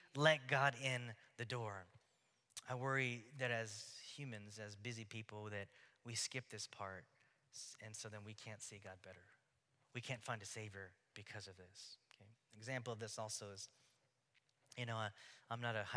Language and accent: English; Houston, Texas, United States; now in Oregon, United States; growing up in Houston